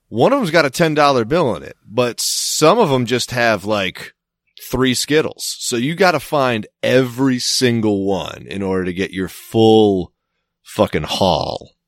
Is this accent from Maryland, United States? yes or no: yes; Maryland, United States; moved away as an adult; I was from Maryland.